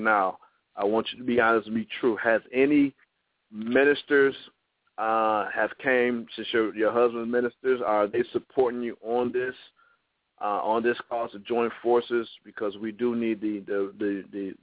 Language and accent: English; Toledo, Ohio, United States; moved away; in my hometown